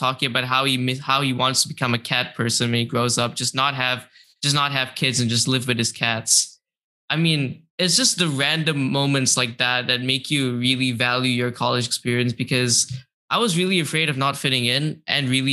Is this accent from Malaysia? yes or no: yes; Malaysia; moved away as an adult; now in United States; I'm from Malaysia